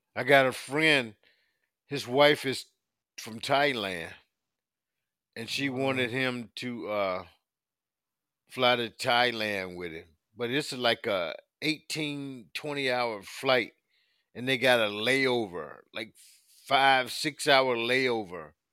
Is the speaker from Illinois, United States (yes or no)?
no; South Carolina, United States; now in Virginia, United States; leaving my adopted town of Virginia, going back to my hometown of South Carolina